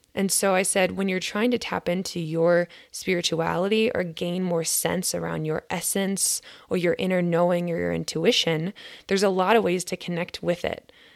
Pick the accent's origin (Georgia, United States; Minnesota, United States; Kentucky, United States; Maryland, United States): Minnesota, United States; I'm from Grit, Minnesota